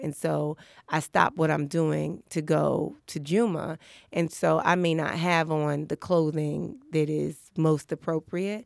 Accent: New York City, New York, United States; also born or lived in Brooklyn; I was born in Brooklyn, but I grew up in Harlem.

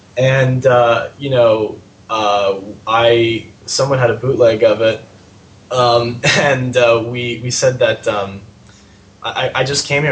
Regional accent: San Francisco, California, United States; I'm from San Francisco

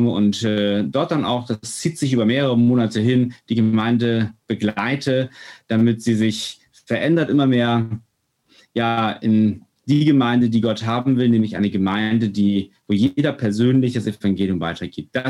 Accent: Northern Germany, Germany; Wir sind äh, ganz, ich sag mal so, ungläubig aufgewachsen, wie Norddeutsche, also wir sind Norddeutsche.

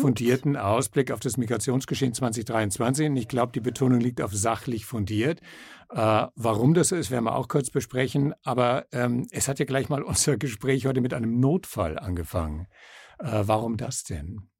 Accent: Salzburg, Austria; bei uns in Salzburg

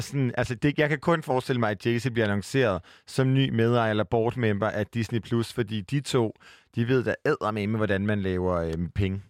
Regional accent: Jutland, Denmark; jeg var fra Jylland

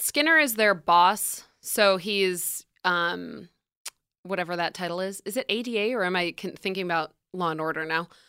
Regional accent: upstate New York, United States; upstate New York, which is where I'm from.

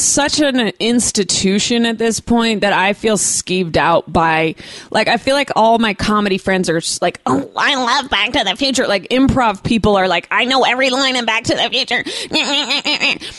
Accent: Bay Area, California, United States; I grew up in the Bay Area

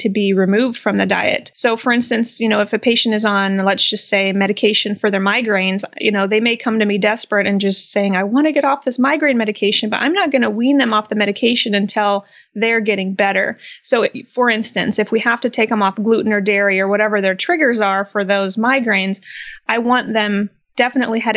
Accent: Midwest, United States; So I was born and raised in the Midwest

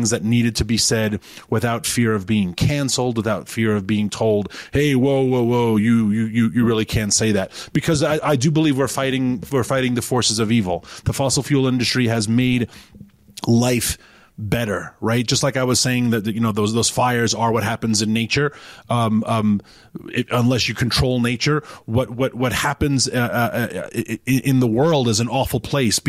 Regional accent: New York City, New York, United States; moved away as an adult; also born or lived in Washington, D.C. / rural Virginia; now in Virginia, United States; I'm from New York City originally.

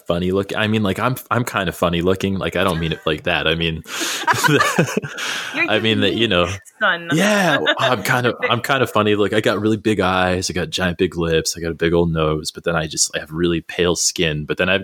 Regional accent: Albuquerque, New Mexico, United States; moved away; I grew up in the South Valley of Albuquerque

